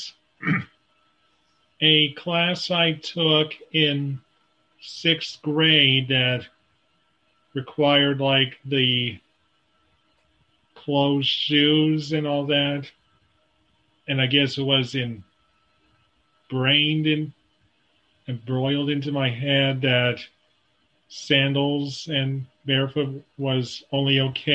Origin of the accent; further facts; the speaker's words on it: Des Moines, Iowa, United States; I'm from Des Moines, Iowa